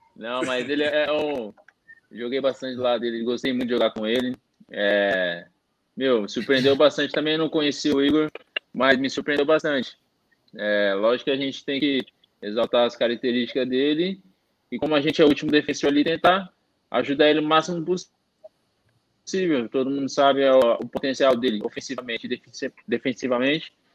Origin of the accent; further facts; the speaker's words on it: Bauru, São Paulo, Brazil; moved away; lá na minha cidade, lá em Bauru